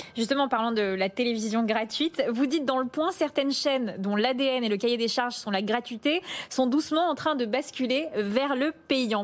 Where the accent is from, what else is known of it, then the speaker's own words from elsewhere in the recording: Paris, Île-de-France, France; en tant que parisienne